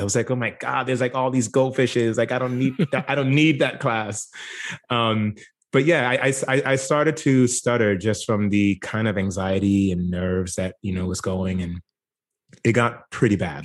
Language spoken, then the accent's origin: English; Jamaica; now in United States; growing up in Jamaica, I would be what Americans would consider poor